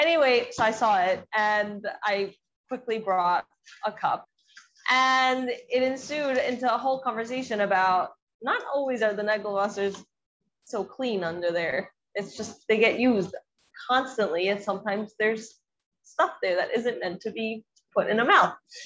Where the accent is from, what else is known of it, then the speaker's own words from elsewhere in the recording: the South, United States; I grew up in the South, so it's the Bible Belt.